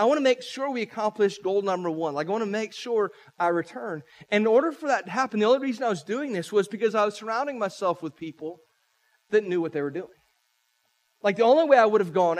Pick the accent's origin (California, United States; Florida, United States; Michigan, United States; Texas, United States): Florida, United States; St. Petersburg; moved away as an adult; now in Polk County, United States; I'm a St. Pete boy. I grew up in St. Pete about an hour and a half from here.